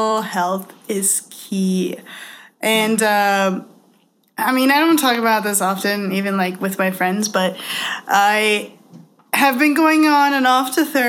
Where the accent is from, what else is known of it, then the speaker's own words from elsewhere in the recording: Toronto, Ontario, Canada; I'm from Toronto too.